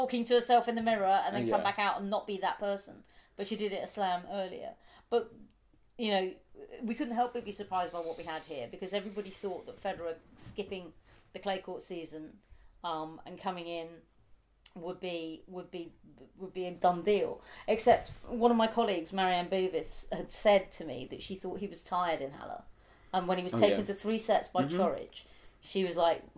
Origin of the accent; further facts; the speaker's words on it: United Kingdom; being a Brit